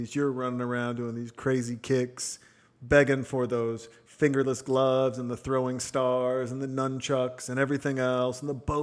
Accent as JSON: {"language": "English", "region": "Montana", "country": "United States", "tie": "born or raised there", "said": "I'm a kid from Montana"}